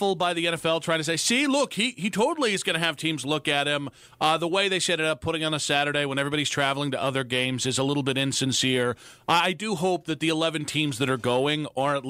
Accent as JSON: {"language": "English", "town": "Cleveland", "region": "Ohio", "country": "United States", "tie": "born or raised there", "moved": "yes", "said": "I grew up in Cleveland"}